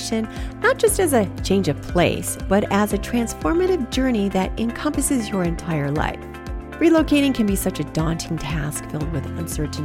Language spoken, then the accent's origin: English; Michigan, United States; moved away as an adult; also born or lived in California / Portland, Oregon; I moved again back to Michigan